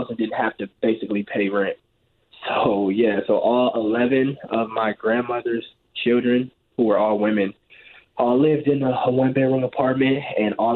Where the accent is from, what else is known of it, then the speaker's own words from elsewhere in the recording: Los Angeles, California, United States; I grew up in, like, South Central L.A.